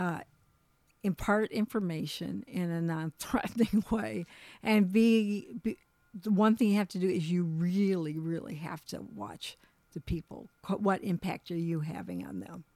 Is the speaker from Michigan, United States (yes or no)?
yes; Michigan, United States; moved away as an adult; also born or lived in Colorado; We moved back to, we're from Michigan, but we lived in Colorado, moved back to Michigan.